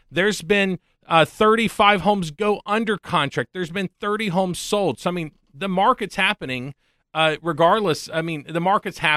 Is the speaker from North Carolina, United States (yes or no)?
yes; Hendersonville, North Carolina, United States; I'm originally from here in Hendersonville.